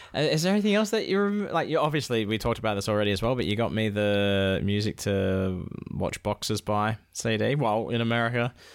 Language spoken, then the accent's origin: English; Perth, Scotland, United Kingdom; I'm from Perth.